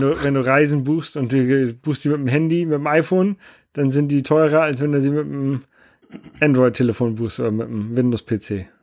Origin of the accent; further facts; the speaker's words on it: Germany; bei uns in Deutschland